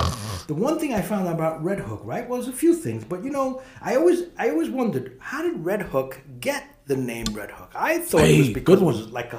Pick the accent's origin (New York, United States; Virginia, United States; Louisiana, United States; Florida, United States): New York, United States; New York City; I grew up in Park Slope, so for us to get to the F train, we were on 3rd Street. We had to go to 9th Street and 7th, and I was on 6th.